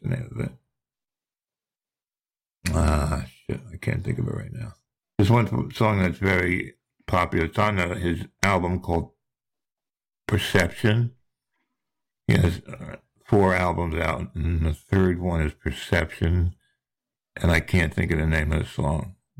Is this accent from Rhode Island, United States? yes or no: no; New Jersey, United States; now in Charleston, United States; I live down in Charleston, South Carolina, but I'm from New Jersey. That you might recognize my accent.